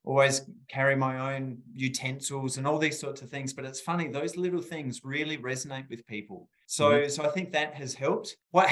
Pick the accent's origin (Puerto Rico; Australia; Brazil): Australia; rural South Australia; I grew up in rural South Australia, as you may tell from my beautiful accent.